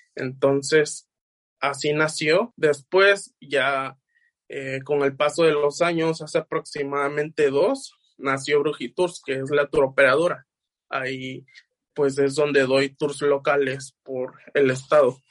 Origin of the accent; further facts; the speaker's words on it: Los Tuxtlas, Veracruz, Mexico; mayormente de la región de los Tuxtlas, porque pues es donde yo nací